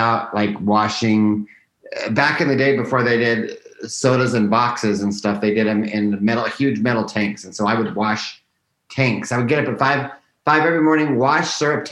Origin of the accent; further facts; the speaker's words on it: Yuma, Arizona, United States; I grew up in a little border town called Yuma, Arizona